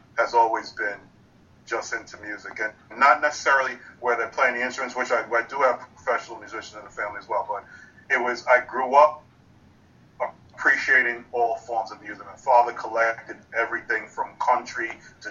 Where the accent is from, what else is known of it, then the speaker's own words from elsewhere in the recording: Long Island, New York, United States; also born or lived in Bronx, New York; when I moved from the Bronx with my family. I was five at the time. Moved from the Bronx to Long Island.